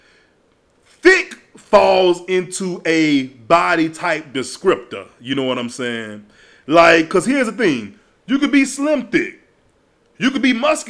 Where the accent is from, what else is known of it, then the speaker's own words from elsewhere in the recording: Baton Rouge, Louisiana, United States; I'm from Louisiana. You know, Baton Rouge to be exact. So coming up where I came up